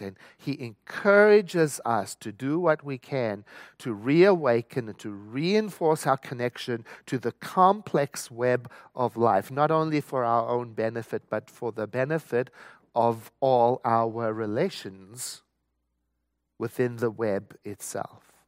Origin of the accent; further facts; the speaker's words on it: South Africa; I was born and raised in South Africa